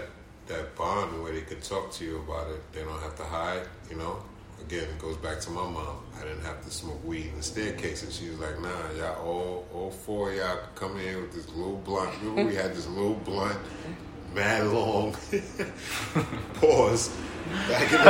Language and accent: English; New York City, New York, United States; I come from the Bronx